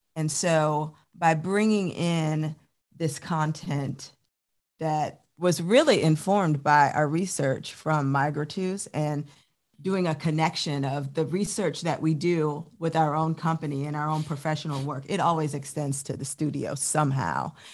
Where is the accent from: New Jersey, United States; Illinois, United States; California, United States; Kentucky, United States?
Illinois, United States; Chicago; moved away as an adult; also born or lived in New York; now in Columbia, United States; I am originally from Chicago, Illinois